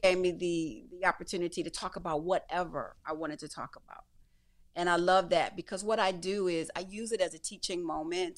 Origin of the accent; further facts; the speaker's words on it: Detroit, Michigan, United States; I come from Detroit